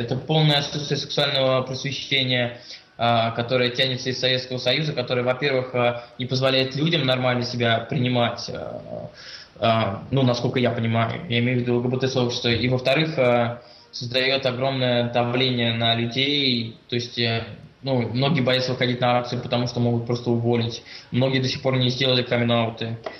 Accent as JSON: {"language": "Russian", "region": "Saint Petersburg", "country": "Russia", "tie": "born or raised there", "said": "я родился в Санкт-Петербурге"}